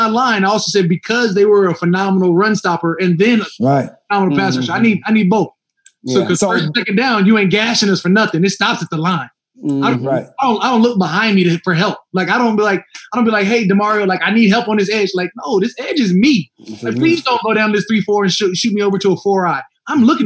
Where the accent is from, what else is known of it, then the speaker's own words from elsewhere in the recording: Eden Prairie, Minnesota, United States; moved away; also born or lived in Arizona; I was born in Minnesota. I'm from Eden Prairie, technically. I claim Arizona, but I'm from Minnesota